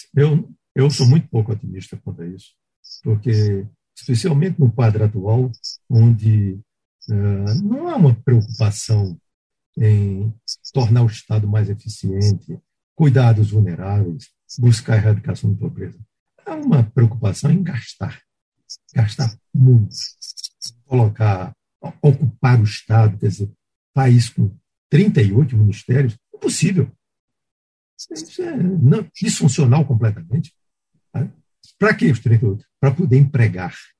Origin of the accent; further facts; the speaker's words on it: Pernambuco, Brazil; moved away; Eu fazia tempo que não ia a Pernambuco, minha terra